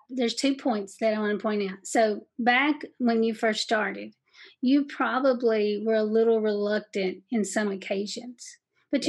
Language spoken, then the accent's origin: English; Southeast Kentucky, United States; accent: Southeast Kentucky; my Southeast Kentucky accent